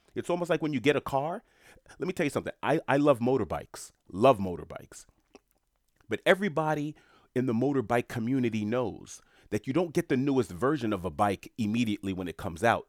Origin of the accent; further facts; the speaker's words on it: New York City, New York, United States; moved away; I'm from New York City, born and raised from Queens